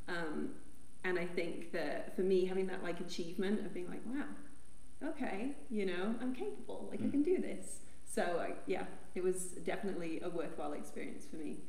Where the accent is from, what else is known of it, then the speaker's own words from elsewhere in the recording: Amarillo, Texas, United States; now in Colorado, United States; I'm from Amarillo, Texas